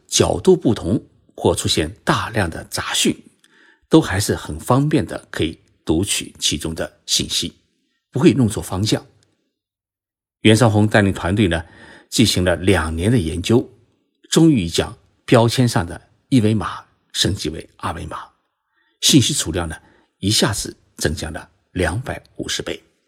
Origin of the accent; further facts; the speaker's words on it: China; now in Japan; 我们中国人